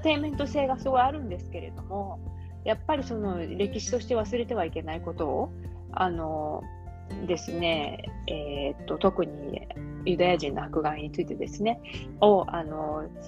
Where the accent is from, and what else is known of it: Kagawa, Japan; born or raised there; moved away as an adult; now in Australia